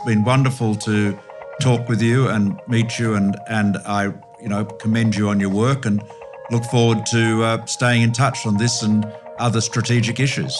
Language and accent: English; Australia; I just say this as an Australian